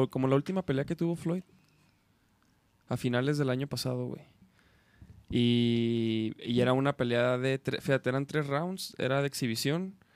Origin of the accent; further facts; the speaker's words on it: Chihuahua, Mexico; Soy de Chihuahua, Chihuahua.